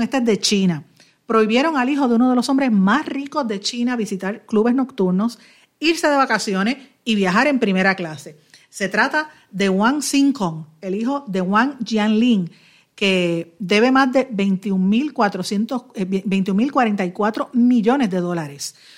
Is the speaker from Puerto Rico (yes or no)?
yes; Puerto Rico; como puertorriqueños